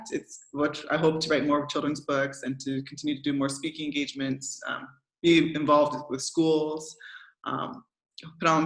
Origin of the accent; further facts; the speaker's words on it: Canada; now in Belgium; I'm a proud Canadian. No matter where I go, my passport always reads Canadian